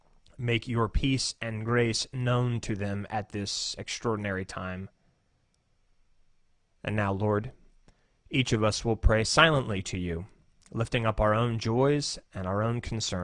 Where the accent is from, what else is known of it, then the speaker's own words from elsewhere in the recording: Woodbridge, Virginia, United States; I said, "Actually, I'm not a pastor here. I'm a pastor from Woodbridge, Virginia."